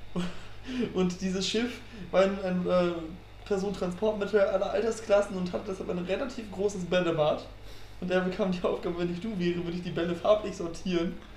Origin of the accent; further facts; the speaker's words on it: Frisia, Germany; now in Münster, Germany; ich bin ja auch äh, Friese, bin schon als kleiner Junge auf Amrum gewesen